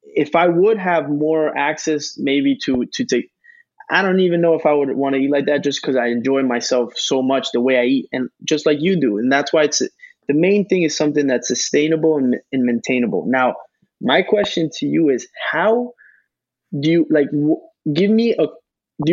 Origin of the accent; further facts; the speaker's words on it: Argentina; my background, my culture, I'm from Argentina